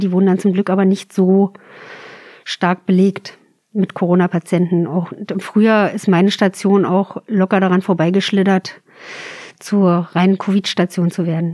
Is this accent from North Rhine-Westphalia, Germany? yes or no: no; countryside southeast of Berlin, near the Spreewald, Brandenburg, Germany; moved away as an adult; now in Berlin, Germany; so richtig schön vom Lande Richtung südöstlich von Berlin. Also kurz vorm Spreewald.